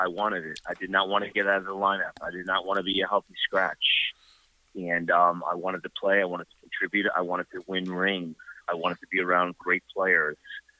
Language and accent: English; United States; And being American, I was so proud of that, and that's what drove me every day.